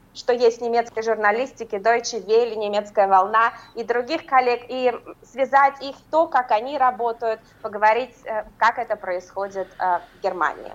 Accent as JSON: {"language": "Russian", "town": "Ufa", "region": "Bashkortostan", "country": "Russia", "tie": "born or raised there", "moved": "as an adult", "lives_now": "Berlin, Germany", "said": "мою малую родину"}